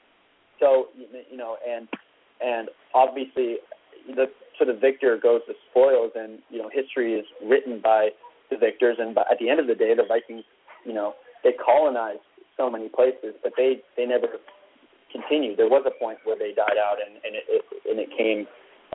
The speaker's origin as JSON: {"language": "English", "town": "Vancouver", "region": "British Columbia", "country": "Canada", "said": "I'm from Vancouver, Canada"}